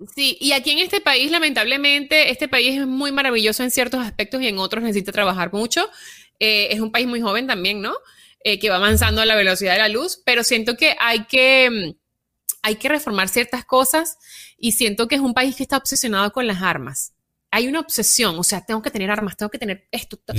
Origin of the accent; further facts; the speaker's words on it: Venezuela; moved away; yo vengo de Venezuela donde hay una tiranía perpetuada en el poder por 20 años